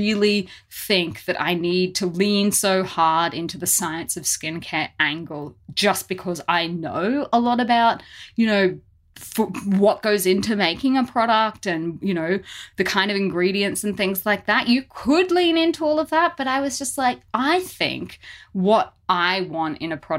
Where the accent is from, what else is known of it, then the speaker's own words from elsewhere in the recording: Australia; growing up in Australia